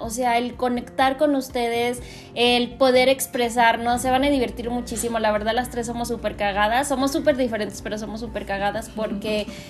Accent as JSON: {"language": "Spanish", "town": "Guadalajara", "region": "Jalisco", "country": "Mexico", "also_born_or_lived": "Mexico City", "moved": "as an adult", "said": "yo soy de Guadalajara me decidí regresar porque extrañaba muchísimo a mi familia"}